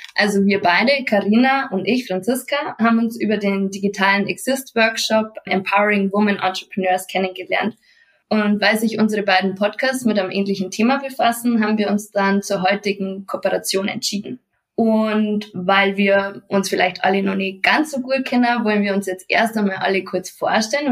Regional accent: Munich, Bavaria, Germany; komme ich aus Bayern und zwar aus München

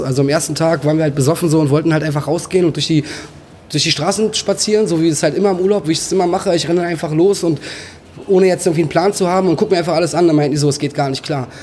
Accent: Berlin, Germany; ich bin halt in Berlin aufgewachsen

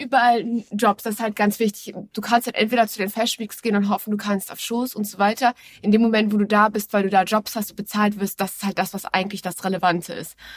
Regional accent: Hamburg, Germany; Ich bin zwar gebürtige Hamburgerin, aber ich habe mich mit der Hamburger Mentalität und dem Wetter nie komplett identifiziert

